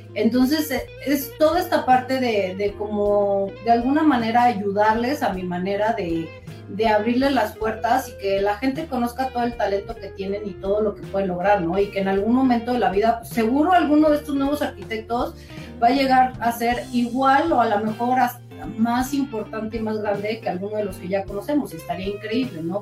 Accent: Mexico; estamos muy orgullosos de estar en México porque, bueno, somos mexicanos

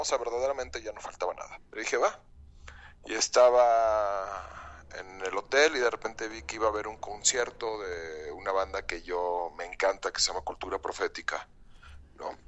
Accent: León, Guanajuato, Mexico; soy de León, Guanajuato

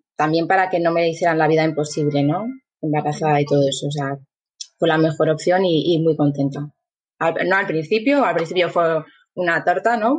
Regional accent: Asturias, Spain; also born or lived in Guadalajara, Mexico / New Zealand; yo estudié en la Escuela Técnica de aquí de Mieres, soy de Asturias

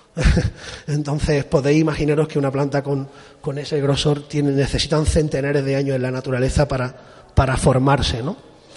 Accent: Spain; also born or lived in Japan / Málaga; aunque me he criado en la costa, yo soy de Torró

